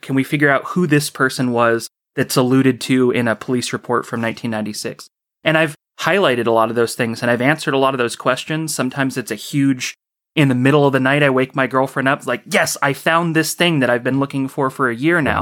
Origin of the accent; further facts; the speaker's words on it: Orcutt, California, United States; I've been in this town my whole life. It's a little town called Orchid. It borders on the southern end of Santa Maria